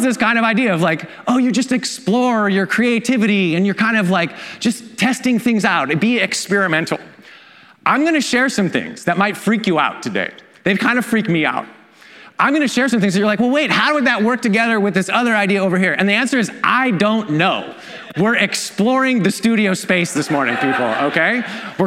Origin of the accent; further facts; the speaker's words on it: Canada; I'm Canadian.